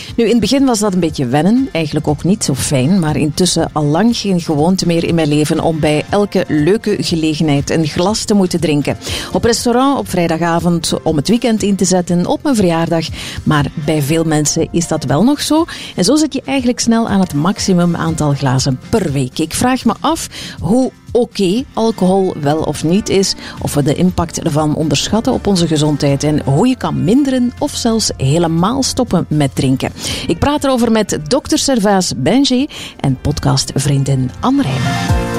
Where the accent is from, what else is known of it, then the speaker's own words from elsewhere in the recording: West Flanders, Belgium; bij ons in West-Vlaanderen zeiden ze, hij heeft de kozintjes